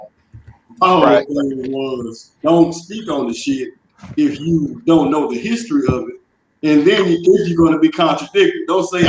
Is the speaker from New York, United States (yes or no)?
no; Chicago, Illinois, United States; I'm born and raised in Chicago all day long, man.